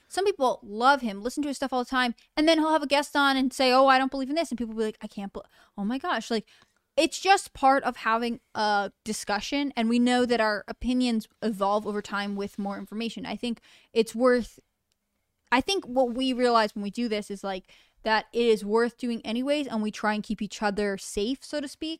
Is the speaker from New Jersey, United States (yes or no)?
no; Connecticut, United States; I grew up in Connecticut